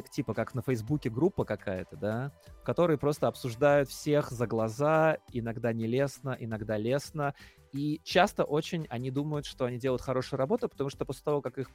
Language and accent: Russian; Latvia; хоть я из Латвии